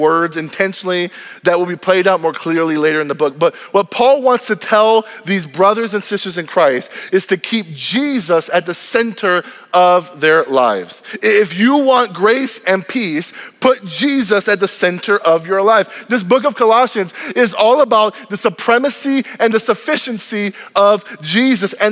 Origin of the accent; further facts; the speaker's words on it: United States; I am grateful to be an American. My mom and dad left Cuba, they left socialism to have a better life in this country. And the moment I was born on this land